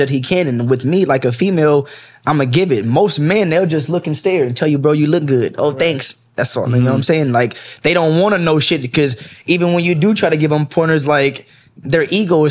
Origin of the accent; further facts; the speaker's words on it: Los Angeles, California, United States; also born or lived in Lancaster, California / Compton, California; I'm from Pacoima, but I lived in Lancaster and I went to Eastside High School my ninth through 10th grade. Then I moved to the Valley in 11th